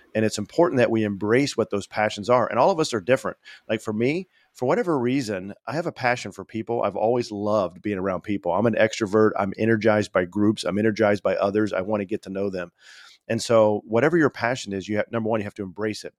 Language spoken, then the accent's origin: English; Indiana, United States; moved away as an adult; I left my, uh, state, my home state of Indiana